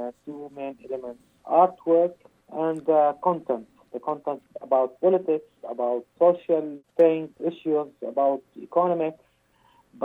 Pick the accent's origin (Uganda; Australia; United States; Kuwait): Kuwait; moved away; I was born in Kuwait in 1979